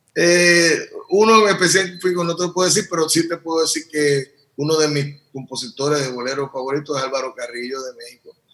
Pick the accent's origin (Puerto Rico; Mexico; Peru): Puerto Rico; me crié, nací, me crié y vivo aquí